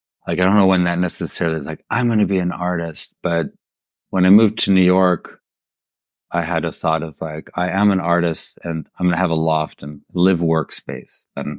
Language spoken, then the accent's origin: English; Munich, Bavaria, Germany; I grew up in Munich, Germany, the son of American parents who grew up in Nebraska.